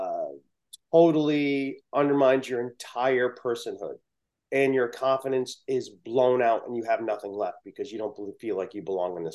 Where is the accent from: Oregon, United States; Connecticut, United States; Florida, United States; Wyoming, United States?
Connecticut, United States; New Haven; I was born in New Haven, Connecticut.